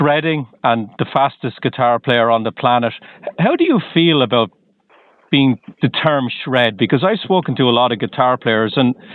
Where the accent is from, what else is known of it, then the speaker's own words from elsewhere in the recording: Ireland; now in United States; I'm from Ireland